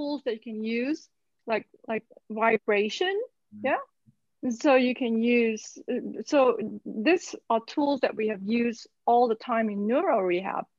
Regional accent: Malaysia; Growing up in Malaysia, most of my therapy, so to speak, was actually from traditional Chinese medicine.

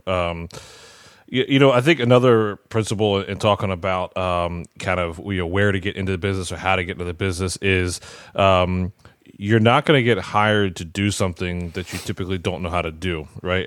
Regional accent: Maryland, United States; moved away as an adult; now in Aston, Pennsylvania, United States; I'm originally from Maryland

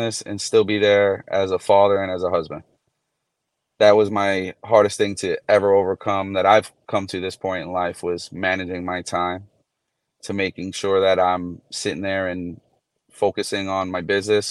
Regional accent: New York City, New York, United States; now in Port St. Lucie, United States; I grew up in New York City

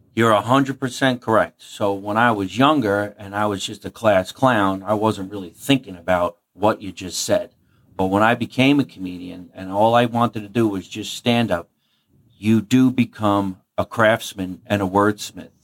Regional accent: Jersey City, New Jersey, United States; also born or lived in Scotch Plains, New Jersey; grew up in New Jersey. I was born in Jersey City

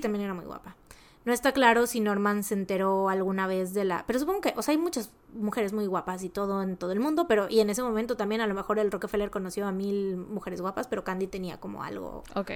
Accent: Veracruz, Mexico; nosotros igual y como jarochos lo mencionamos muy así

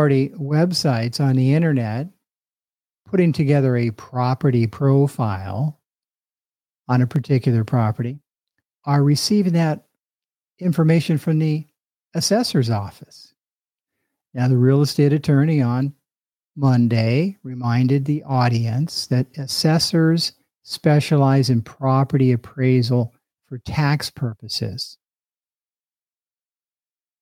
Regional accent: Sunnyvale, California, United States; my hometown of Sunnyvale, California

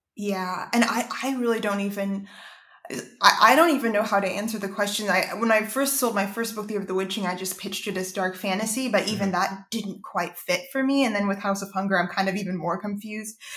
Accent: Savannah, Georgia, United States; growing up there

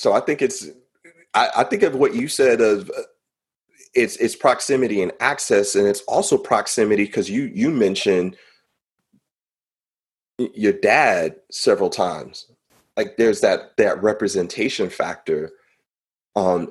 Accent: West Coast, California, United States; moved away; also born or lived in North Carolina; I grew up on the West Coast

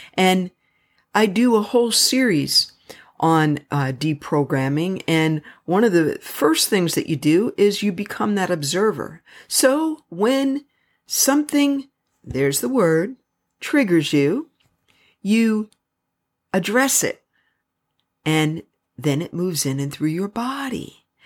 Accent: United States; I am so extremely proud of being American.

